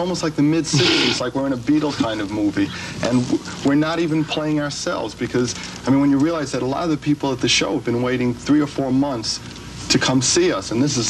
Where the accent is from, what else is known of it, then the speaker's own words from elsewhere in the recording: New York City, New York, United States; also born or lived in Queens, New York; I grew up 211th Street and Broadway. I was the only Jew in an Irish neighborhood. And you learn to either run or fight. And then I moved to Queens